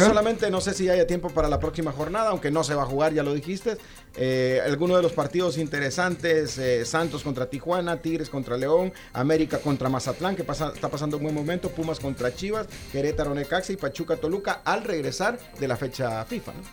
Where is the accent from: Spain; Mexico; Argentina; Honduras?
Honduras; yo soy hondureño